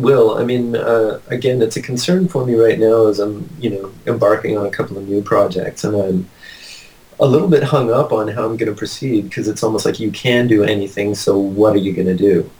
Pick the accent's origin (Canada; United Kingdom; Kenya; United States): Canada; Ottawa, Ontario; moved away; also born or lived in British Columbia; I grew up in Ottawa